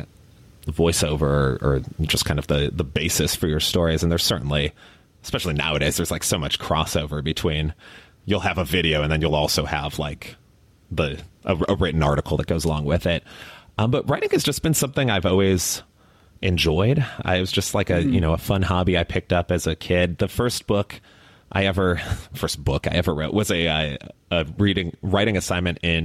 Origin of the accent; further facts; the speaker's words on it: Chicago, Illinois, United States; also born or lived in Miami; now in Austin, United States; I grew up in Chicago, so a big Bulls fan.